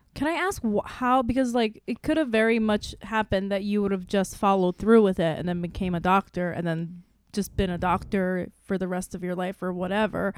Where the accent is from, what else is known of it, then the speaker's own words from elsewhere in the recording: South Korea; also born or lived in Saipan; now in United States; grew up mostly in Korea and on, on an island called Saipan